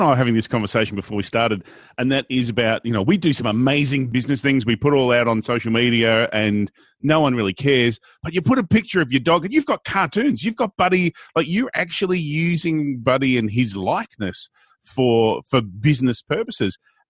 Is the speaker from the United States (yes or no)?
no; Australia; we're Australian.